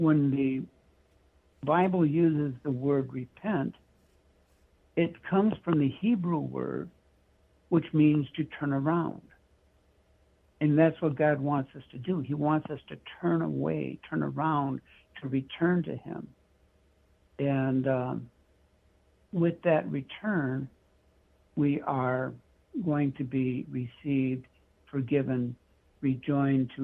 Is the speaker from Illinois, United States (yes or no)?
no; California, United States; moved away as an adult; also born or lived in Michigan / Washington; I was born in Michigan. I lived in the state of Washington, grew up mostly in California where I was educated through high school, came back to Michigan